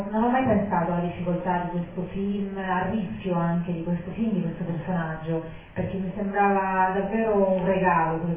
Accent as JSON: {"language": "Italian", "country": "Venezuela", "tie": "born there", "said": "io non sono nata a Monica, sono nata in Venezuela però appunto mio papà è di Modica, mia mamma è di Torino"}